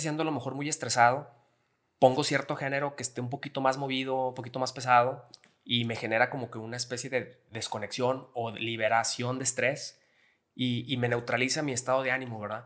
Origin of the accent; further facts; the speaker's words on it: Gómez Palacio, Durango, Mexico; soy de Gómez Palacio Durango, lagunero 100%